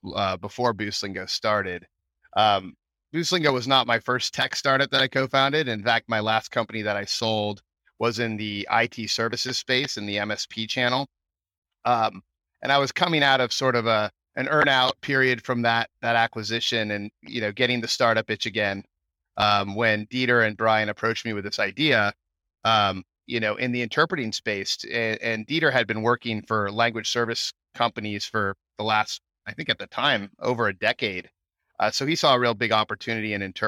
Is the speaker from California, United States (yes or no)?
yes; Bay Area, California, United States; moved away as an adult; now in Austin, United States; a Bay Area transplant, as they say out here